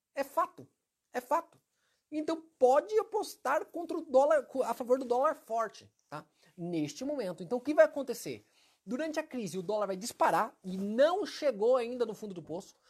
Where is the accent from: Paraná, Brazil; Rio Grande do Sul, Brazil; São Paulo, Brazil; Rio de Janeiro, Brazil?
Paraná, Brazil; Maringá; Maringá, que é minha cidade natal